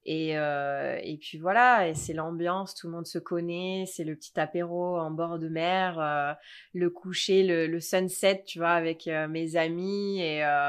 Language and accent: French; Sanary-sur-Mer, Provence-Alpes-Côte d'Azur, France; moved away as an adult; now in Sacramento, United States; je viens de Sanary-sur-Mer, un petit village, un petit port de pêcheurs euh, à quoi 45, une heure de Marseille